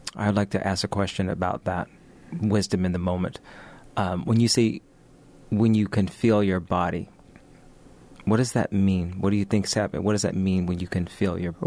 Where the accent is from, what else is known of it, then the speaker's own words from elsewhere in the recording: United States; we're speaking as Americans